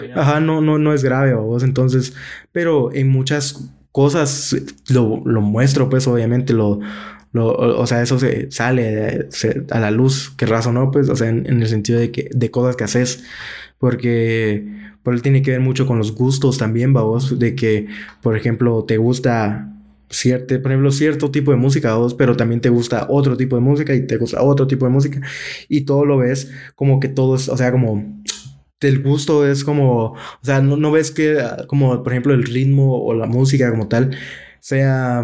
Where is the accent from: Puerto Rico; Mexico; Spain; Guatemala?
Guatemala; como guatemaltecos